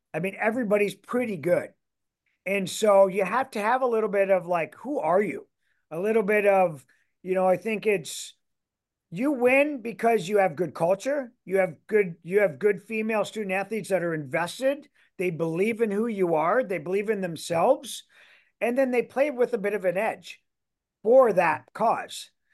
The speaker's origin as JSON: {"language": "English", "country": "Canada", "also_born_or_lived": "Michigan", "moved": "as an adult", "lives_now": "Iowa, United States", "said": "I am Canadian"}